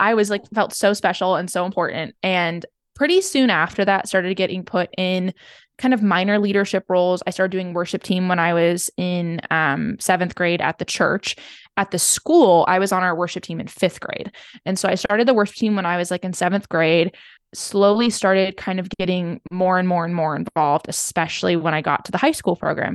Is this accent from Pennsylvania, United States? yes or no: no; Seattle, Washington, United States; I grew up in Seattle